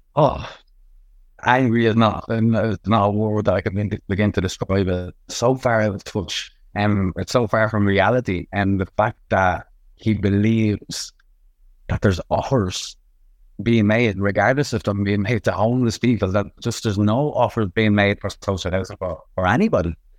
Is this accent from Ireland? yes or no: yes; Dublin, Leinster, Ireland; I'm from Ballymun